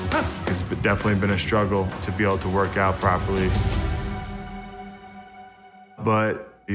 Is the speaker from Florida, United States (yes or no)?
no; Long Island, New York, United States; moved away as an adult; now in South Carolina, United States; Born and raised in Long Island, New York, never thought I'd leave. But I just moved to South Carolina.